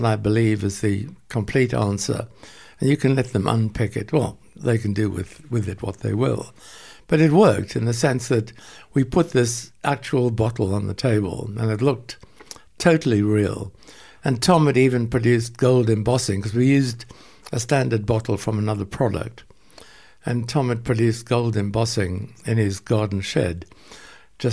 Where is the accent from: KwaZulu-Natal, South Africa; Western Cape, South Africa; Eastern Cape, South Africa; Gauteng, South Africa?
Eastern Cape, South Africa; Port Elizabeth; moved away; also born or lived in London; there was a dairy in Port Elizabeth, where I was born